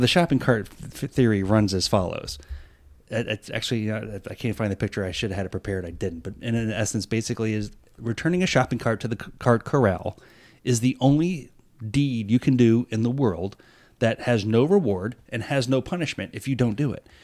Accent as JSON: {"language": "English", "region": "New York", "country": "United States", "moved": "yes", "said": "originally, I am from New York"}